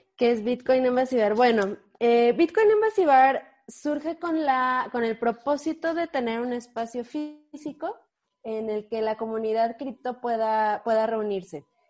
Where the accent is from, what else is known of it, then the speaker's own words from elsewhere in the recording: Mexico; en la Ciudad de México sí somos muchos eh, mexicanos, mexicanos eh, involucrados en, cripto